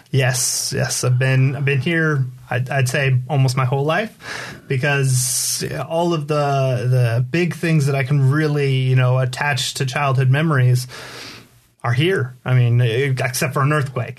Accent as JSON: {"language": "English", "town": "Poway", "region": "California", "country": "United States", "tie": "born or raised there", "also_born_or_lived": "La Mesa, California", "said": "I was born in Southern California, so mm-hmm. I'm from San Diego."}